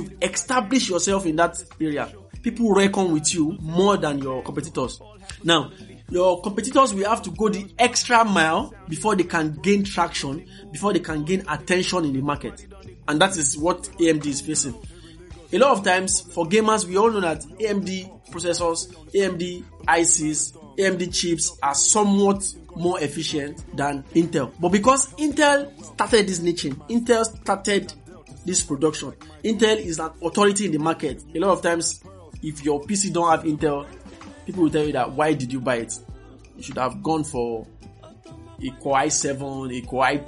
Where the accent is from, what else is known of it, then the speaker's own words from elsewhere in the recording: Kaduna, Kaduna State, Nigeria; I grew up in Kaduna